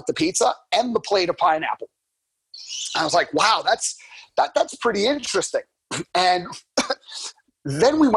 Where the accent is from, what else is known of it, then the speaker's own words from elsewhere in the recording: New York, United States; I'm from New York, Boston.